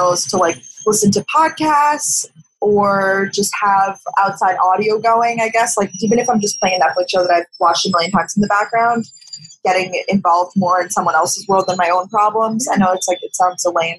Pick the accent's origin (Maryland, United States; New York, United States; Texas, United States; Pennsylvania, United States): New York, United States; Long Island; moved away as an adult; also born or lived in Athens, Georgia / Boston; I'm from Long Island, New York, but I moved to Athens, Georgia for college